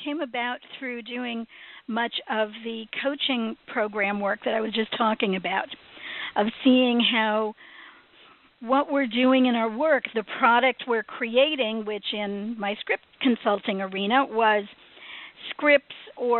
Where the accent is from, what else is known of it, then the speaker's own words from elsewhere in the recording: Chicago, Illinois, United States; moved away as an adult; now in Hollywood, United States; when I came out to Hollywood from Chicago in my early 20s, I ended up working in film production